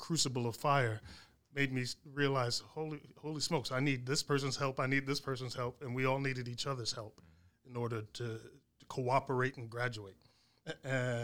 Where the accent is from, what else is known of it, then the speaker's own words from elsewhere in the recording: New York City, New York, United States; moved away as an adult; I growing up in the inner city in New York, there was a certain mentality that, okay, I'm from New York